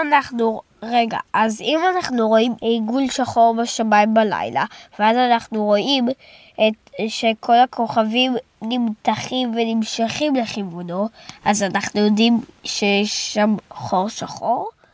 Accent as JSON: {"language": "Hebrew", "town": "Jerusalem", "region": "Jerusalem District", "country": "Israel", "tie": "born or raised there", "moved": "yes", "lives_now": "Rehovot, Israel", "said": "אני נולדתי בירושלים"}